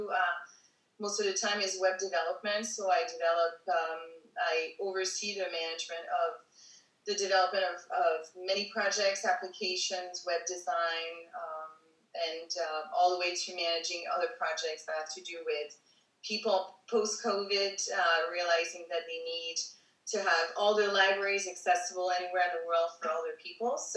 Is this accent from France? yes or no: yes; Paris, Île-de-France, France; moved away as an adult; also born or lived in East Coast, United States; I'm originally from Paris. Um, I was uh, born there and I lived there until I was 21. Then I moved to the US. I traveled in between and lived different places in, the, in you know, in the meantime.